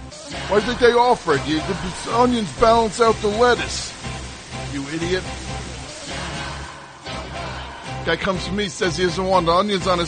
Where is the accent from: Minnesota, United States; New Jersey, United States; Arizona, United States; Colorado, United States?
New Jersey, United States; Shut up. I'm from Jersey. It's not even a thing.